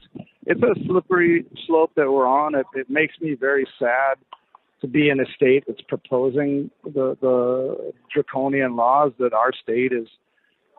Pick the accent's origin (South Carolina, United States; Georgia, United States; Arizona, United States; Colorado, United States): Colorado, United States; I'm from Colorado